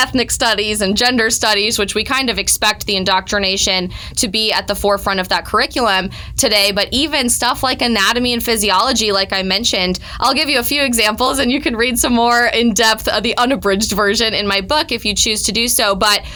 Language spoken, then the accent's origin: English; Colorado, United States; my home state of Colorado